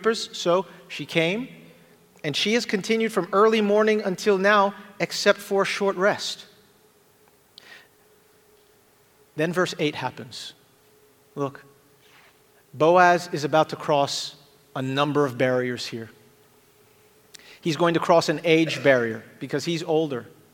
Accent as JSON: {"language": "English", "country": "Jamaica", "accent": "Jamaican", "said": "if I said that word funny, it's because I'm Jamaican, and that's how we say that word"}